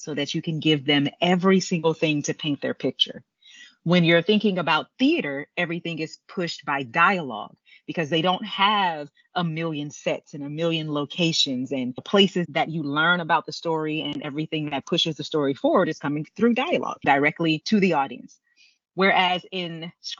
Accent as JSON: {"language": "English", "town": "Houston", "region": "Texas", "country": "United States", "tie": "born or raised there", "said": "I grew up in Houston, Texas"}